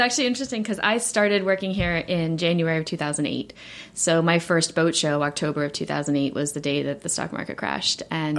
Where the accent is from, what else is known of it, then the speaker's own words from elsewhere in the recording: South Africa; now in United States; So we're originally from South Africa, my family, and I started sailing probably when I was about 8 years old.